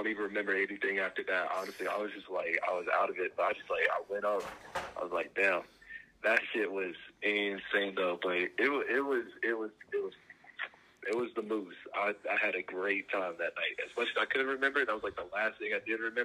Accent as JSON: {"language": "English", "region": "North Carolina", "country": "United States", "said": "I'm from North Carolina"}